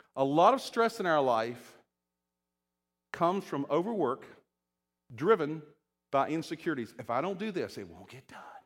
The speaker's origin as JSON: {"language": "English", "area": "Shenandoah Valley", "region": "Virginia", "country": "United States", "tie": "born or raised there", "moved": "yes", "said": "I'm from Virginia, and I grew up, uh, you know, in the Shenandoah Valley"}